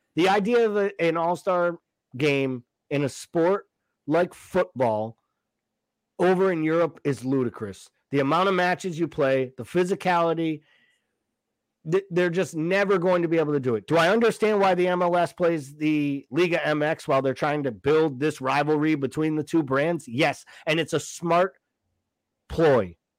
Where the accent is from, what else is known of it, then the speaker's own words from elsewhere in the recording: United States; we're American